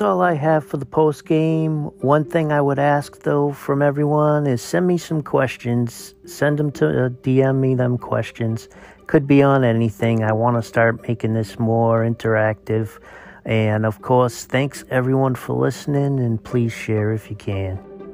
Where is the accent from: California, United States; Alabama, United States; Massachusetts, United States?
Massachusetts, United States; moved away; I'm from Massachusetts